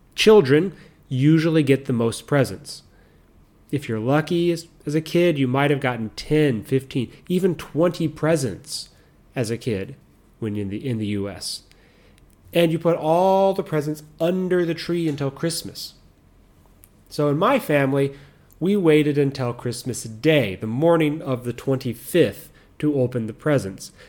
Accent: United States; moved away; I'm American

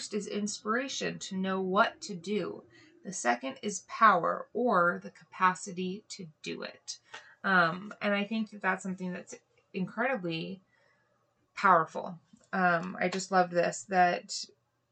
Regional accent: Hawaii, United States; moved away; I grew up in Hawaii

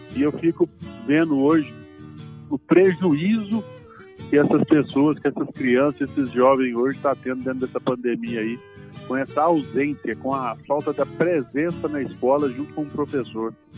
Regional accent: Rio Verde, Goiás, Brazil; Eu sou natural de Rio Verde. É, os meus pais e meus avós todos são de Rio Verde

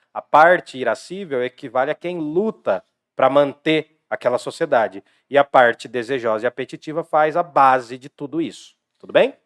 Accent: Jundiaí, São Paulo, Brazil; o lado esquecido de Jundiaí. Lá do lado do SECAP para lá, né? Que era o lado de onde eu vim também.

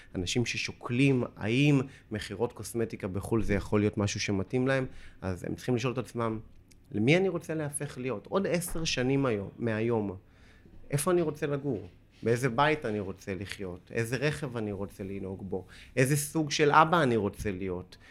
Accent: Holon, Tel Aviv District, Israel; moved away

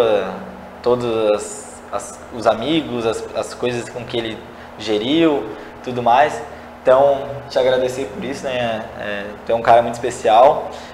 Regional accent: São José, Santa Catarina, Brazil; Eu nasci e cresci aqui em São José, no bairro no Cobrasol

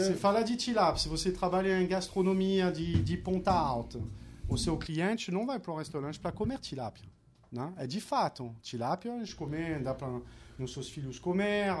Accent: France; accent: French; Portuguese is a second language; moved away as an adult; also born or lived in New York, United States; now in Rio de Janeiro, Brazil; me contagiou como francês

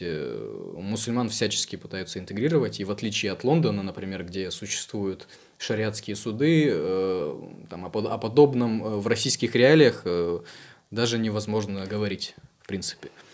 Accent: Ukraine; я как украинец

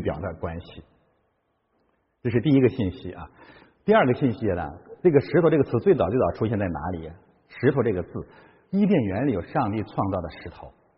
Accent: China; 我中国人是这样的

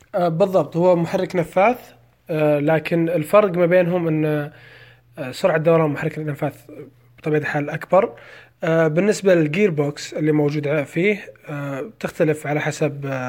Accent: Saudi Arabia; عندنا في السعودية

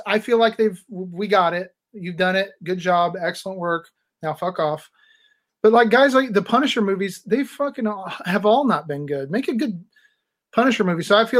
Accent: Indiana, United States; growing up in Indiana

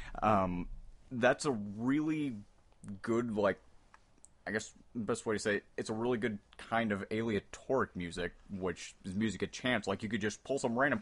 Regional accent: West Lafayette, Indiana, United States; I grew up in West Lafayette, which just way north of here

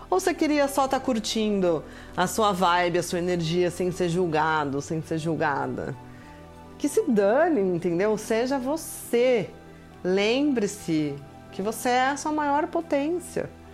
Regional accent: Brazil; moved away as an adult; faz exatamente dois meses que eu saí do Brasil

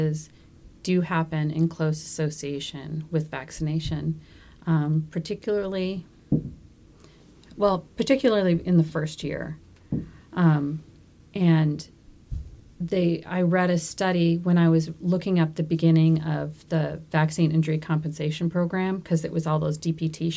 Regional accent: Minneapolis, Minnesota, United States; now in Maine, United States; I'm from Minnesota. I'm from the real city, Minneapolis

